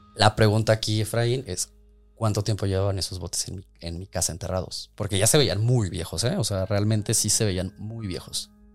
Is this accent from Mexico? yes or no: yes; Mexico; como mexicanos nos gusta tanto la muerte